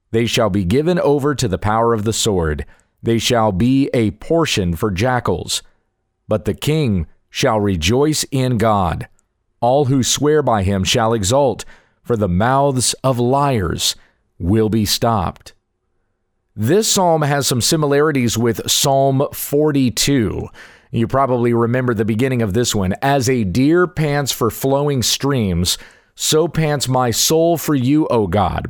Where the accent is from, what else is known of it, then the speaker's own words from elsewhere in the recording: the South, United States; I'm a Southern boy. I was raised in the South.